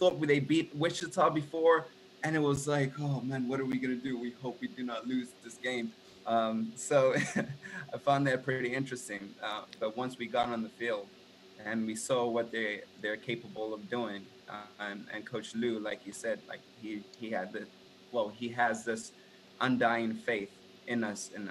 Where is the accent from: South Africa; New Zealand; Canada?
South Africa; now in United States; I came to America. I'm from South Africa originally.